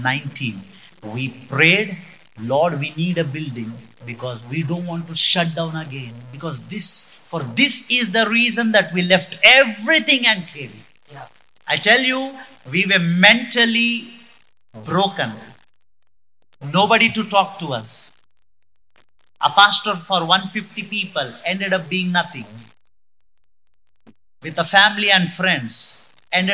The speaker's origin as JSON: {"language": "English", "town": "Hubli", "region": "Karnataka", "country": "India", "moved": "as an adult", "lives_now": "Mysore, India", "said": "I am from Hubli."}